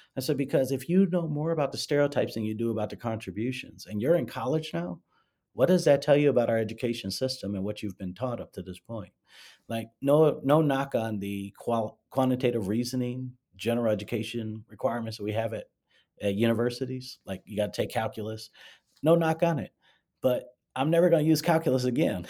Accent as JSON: {"language": "English", "town": "Gary", "region": "Indiana", "country": "United States", "tie": "born or raised there", "moved": "yes", "said": "I grew up in Gary, Indiana"}